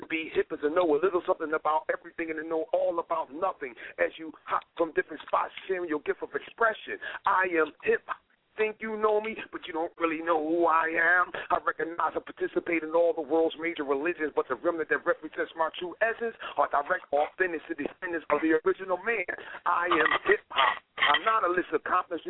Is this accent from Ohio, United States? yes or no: no; Philadelphia, Pennsylvania, United States; now in Miami, United States; I'm originally from Philadelphia, but I live in Miami right now